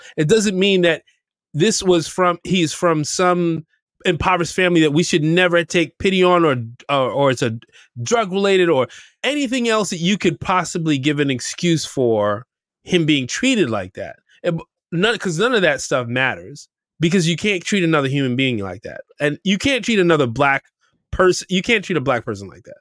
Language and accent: English; New York City, New York, United States; We grew up in Camber Heights